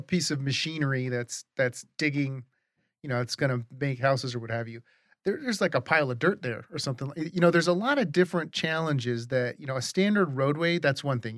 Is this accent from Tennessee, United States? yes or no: no; Arizona, United States; also born or lived in New York; now in Colorado, United States; we grew up in Arizona